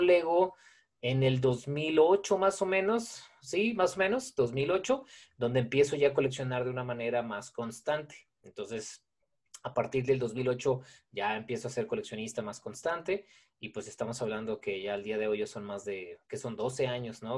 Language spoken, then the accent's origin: Spanish; Guadalajara, Jalisco, Mexico; soy tapatío, he nacido aquí, siempre he vivido en Guadalajara